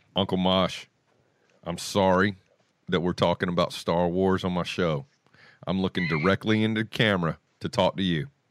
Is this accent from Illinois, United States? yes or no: no; Charlotte, North Carolina, United States; born or raised there